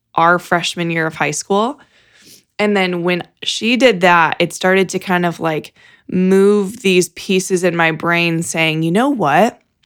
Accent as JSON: {"language": "English", "town": "Fort Wayne", "region": "Indiana", "country": "United States", "tie": "born or raised there", "said": "I grew up in Fort Wayne"}